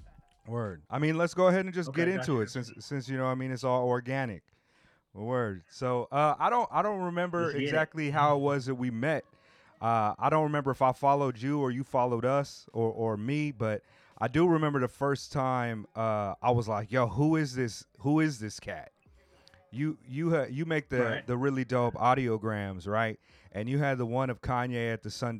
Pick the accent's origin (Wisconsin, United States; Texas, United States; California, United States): California, United States; Southern; I grew up in Southern California as well.